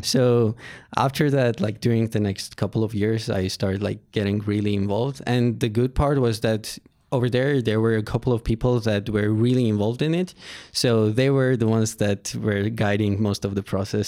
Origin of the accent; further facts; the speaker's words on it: Yerevan, Armenia; I was born in Armenia, Yerevan. So, I went to school in Aipo High School